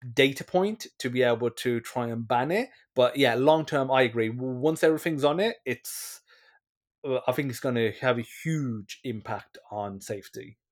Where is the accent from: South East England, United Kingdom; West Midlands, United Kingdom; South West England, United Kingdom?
West Midlands, United Kingdom; moved away; I'm originally from the West Midlands in, you know, Dudley, Wel, you know, West Bromwich, Wo, Wolverhampton areas.